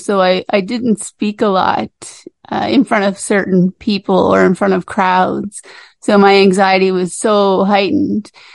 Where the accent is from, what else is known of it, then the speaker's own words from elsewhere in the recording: Cape Breton, Nova Scotia, Canada; I grew up in Cape Breton on Cape Breton Island in uh, Nova Scotia here